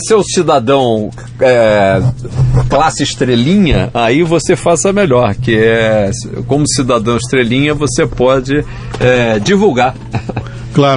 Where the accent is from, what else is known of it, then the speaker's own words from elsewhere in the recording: Brazil; como brasileiro